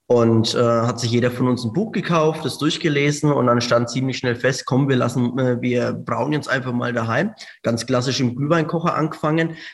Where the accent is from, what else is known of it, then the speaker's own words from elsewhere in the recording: Hungary; Äh, wir sind ursprünglich eigentlich aus Ungarn, äh, da aus der Ukraine in der Nähe.